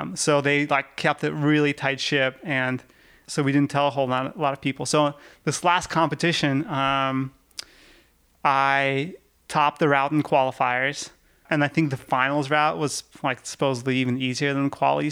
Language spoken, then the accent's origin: English; Yekaterinburg, Sverdlovsk Oblast, Russia; now in United States; I grew up in the Yekaterinburg